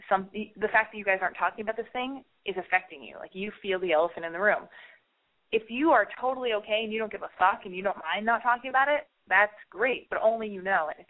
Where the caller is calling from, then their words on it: Pomona, California, United States; I've called before. Um, I'm calling from Pomona.